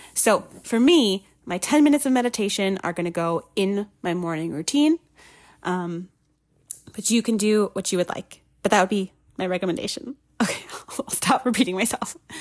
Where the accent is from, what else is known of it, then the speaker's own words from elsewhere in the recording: Minnesota, United States; moved away; I'm originally from Minnesota